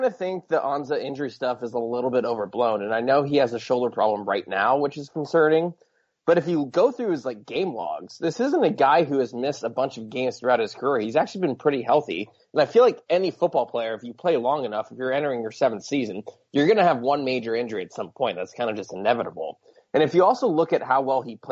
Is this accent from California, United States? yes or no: no; Seattle, Washington, United States; moved away as an adult; I grew up in the Seattle area